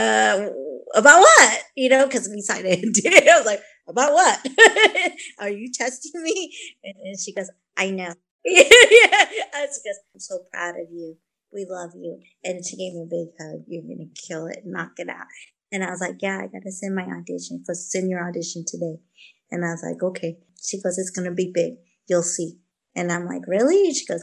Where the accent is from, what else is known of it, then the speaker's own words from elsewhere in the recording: Vancouver, British Columbia, Canada; I was born in Vancouver